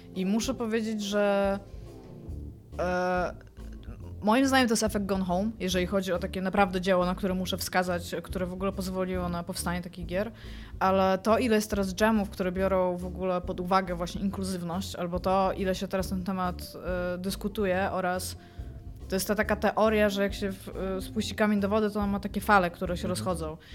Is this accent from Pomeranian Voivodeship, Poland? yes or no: yes; Kashubia, Pomeranian Voivodeship, Poland; ja jestem z Kaszubów, więc u mnie w domu zawsze funkcjonowało ona